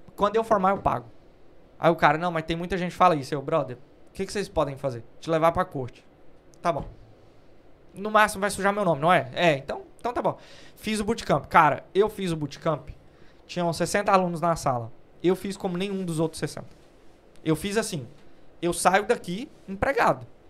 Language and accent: Portuguese; Brazil; now in United Kingdom; A gente é brasileiro